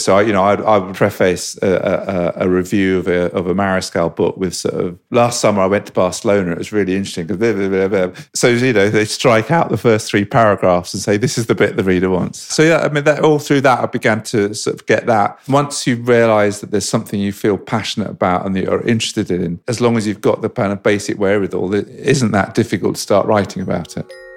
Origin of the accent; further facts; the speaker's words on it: London, United Kingdom; I grew up in Fulham in West London